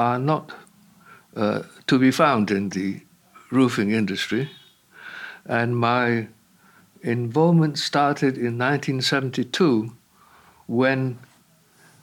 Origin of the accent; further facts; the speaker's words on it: Hong Kong; moved away as an adult; also born or lived in London; I was born and brought up in Hong Kong